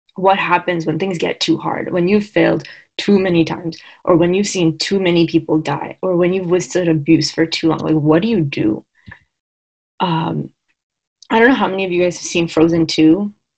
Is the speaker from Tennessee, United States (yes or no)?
no; Long Island, New York, United States; I am from Long Island.